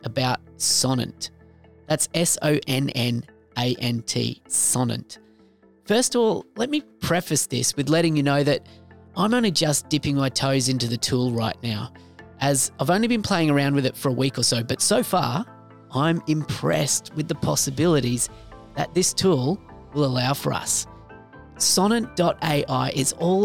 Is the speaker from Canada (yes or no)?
no; Australia; accent: Aussie; my Aussie accent